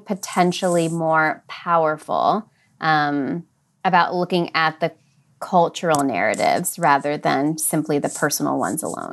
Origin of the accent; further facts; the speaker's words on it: American Midwest, United States; I grew up in the American Midwest